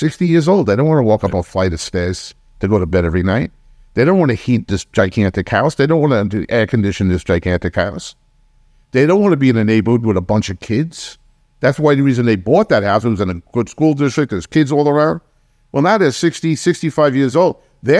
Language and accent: English; New York, United States; You know, I grew up in New York, and when we had snowstorms, they were snowstorms. You could be snowed in for 5 days.